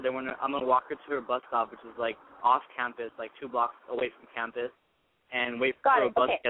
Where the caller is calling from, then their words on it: San Jose, California, United States; I'm 19. I'm calling from San Jose.